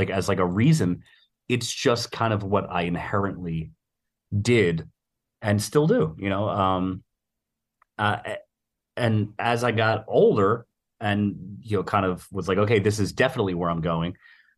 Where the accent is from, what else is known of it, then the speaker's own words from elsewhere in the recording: Philadelphia, Pennsylvania, United States; I grew up in West Philadelphia.